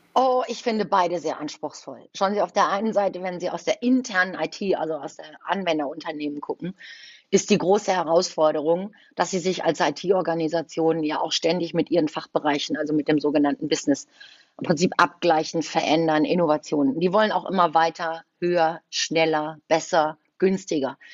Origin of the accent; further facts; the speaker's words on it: Düsseldorf, North Rhine-Westphalia, Germany; also born or lived in Cologne; Ich bin ein gebürtiges Düsseldorfer Gewächs, aber ich ich habe auch schon drei Jahre in Köln gelebt